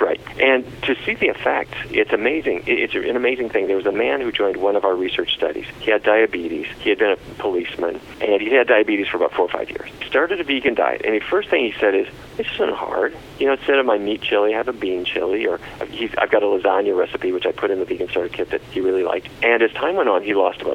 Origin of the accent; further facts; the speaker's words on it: Fargo, North Dakota, United States; when I was a kid growing up in Fargo, North Dakota